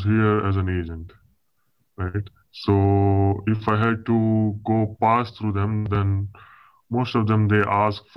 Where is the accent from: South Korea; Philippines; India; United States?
India; moved away; I'm basically from India, right? So most of my clients are from India